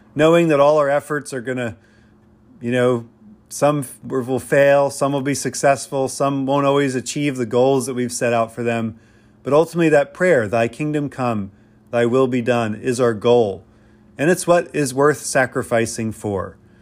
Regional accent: Pennsylvania, United States; I grew up in Pennsylvania, where my neighbors, rural neighbors

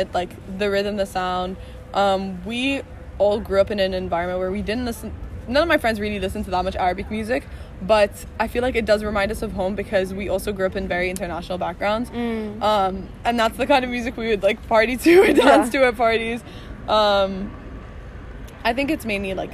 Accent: Bahrain; moved away as an adult; I grew up in Bahrain, So I'm originally from Bahrain.

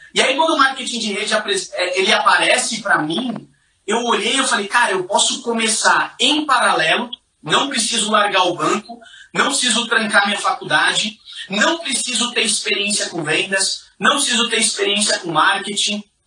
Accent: São Paulo, Brazil; Eu sou nascido e criado na Zona Leste de São Paulo

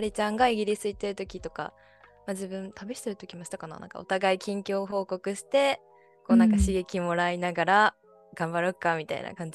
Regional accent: Aichi, Japan; born there; と私は愛知県で生まれた

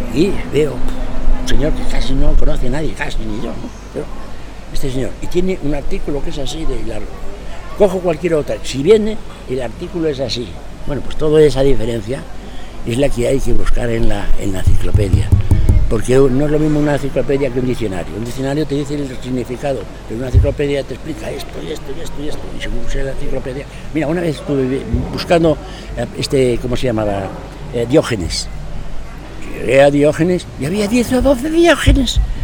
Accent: Madrid, Community of Madrid, Spain; now in Astorga, Spain; yo soy de Madrid

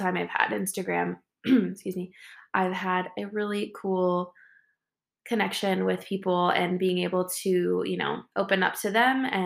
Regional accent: Northern California, United States; I'm from Northern California

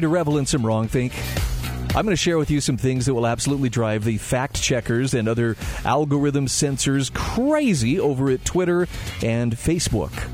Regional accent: Utah, United States; my home state of Utah

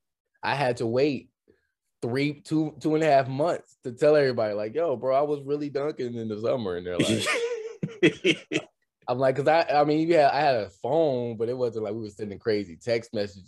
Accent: Detroit, Michigan, United States; also born or lived in Saginaw, Michigan; now in California, United States; but I was born there, but I grew up in the Detroit area for most of my life before moving to California.

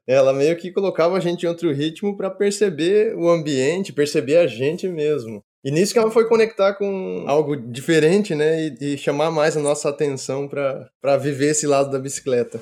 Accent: Marechal Cândido Rondon, Paraná, Brazil; moved away as an adult; eu sou natural de Marechal Cândido Rondon, que é região oeste do Paraná, uma cidade de 50 mil habitantes, e vivi sempre no sítio até os meus 17 anos

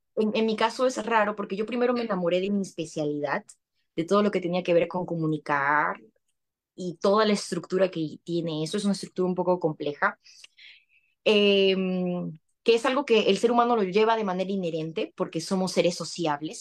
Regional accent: Lima, Peru; moved away as an adult; now in United States; yo soy de Perú, eh, nací en Lima, pero tengo familia en Trujillo y en Piura, que son provincias de mi país

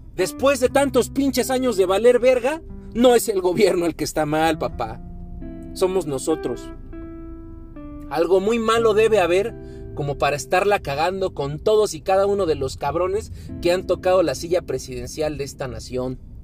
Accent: Mexico

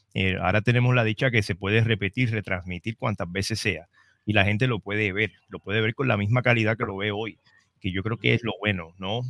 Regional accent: Trujillo Alto, Puerto Rico; vengo de Trujillo Alto

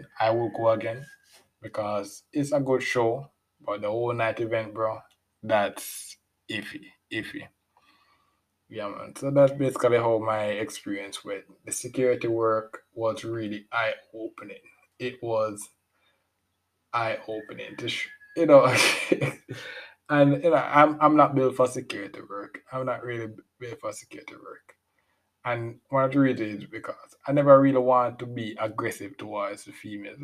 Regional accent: Jamaica; I'm a Jamaican as well.

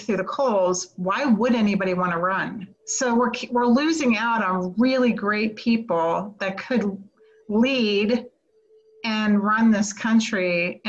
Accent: United States; I as an American

